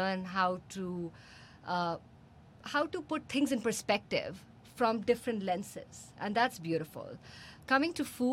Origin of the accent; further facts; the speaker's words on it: India; we have as Indians